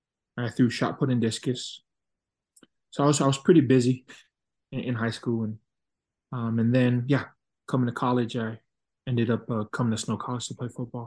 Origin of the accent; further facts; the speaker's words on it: Ewa Beach, Hawaii, United States; moved away as an adult; now in Utah, United States; born and raised in Ewa Beach, Hawaii, on the island of Oahu.